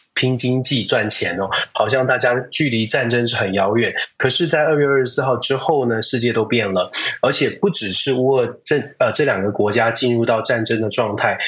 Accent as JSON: {"language": "Chinese", "country": "Taiwan", "tie": "born or raised there", "said": "我们站在台湾长大的这个地方"}